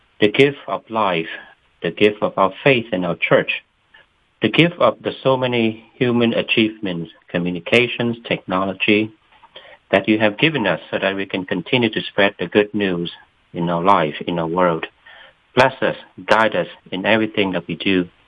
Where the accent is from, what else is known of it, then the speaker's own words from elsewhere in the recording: Vietnam; moved away as an adult; now in Atlanta, United States; My vocation story started when I was still a high school student in Vietnam. I was born in Vietnam. And I didn't come to the United States until I was 19